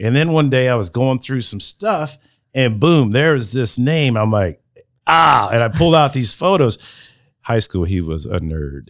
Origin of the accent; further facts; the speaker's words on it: Marion, United States; I was born in Marion General Hospital